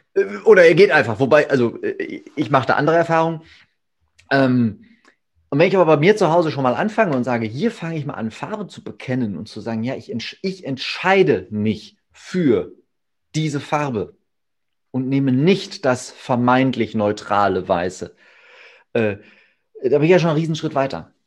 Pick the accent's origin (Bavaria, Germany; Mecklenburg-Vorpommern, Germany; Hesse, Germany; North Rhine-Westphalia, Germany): North Rhine-Westphalia, Germany; Ruhr area; also born or lived in Hamm; hier äh, bei uns im Ruhrgebiet und um das Ruhrgebiet herum